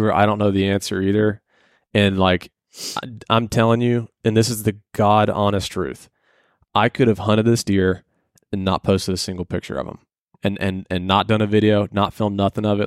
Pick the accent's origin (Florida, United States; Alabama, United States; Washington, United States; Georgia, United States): Georgia, United States; Atlanta; I grew up in Atlanta. It's where I was born